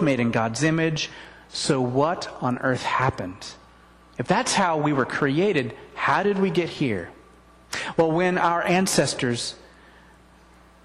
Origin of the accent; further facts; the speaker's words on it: the Northwest, Pacific Northwest, United States; I'm from the Northwest.